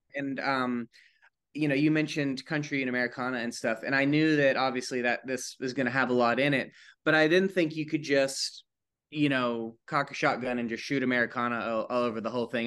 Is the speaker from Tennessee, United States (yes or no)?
yes; East Tennessee, United States; I grew up in East Tennessee